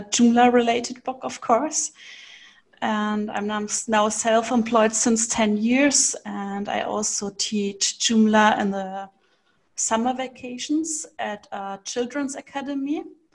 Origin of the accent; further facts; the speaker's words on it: Nuremberg, Bavaria, Germany; I come from Nuremberg. It's from Germany